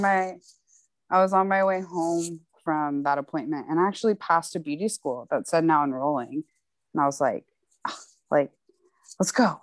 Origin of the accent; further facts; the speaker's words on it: McAllen, Texas, United States; moved away as an adult; also born or lived in South Padre Island, Texas / Houston, Texas; now in Austin, United States; I'm actually from McAllen in South Padre Island. I spent my school years in McAllen and then the summers in South Padre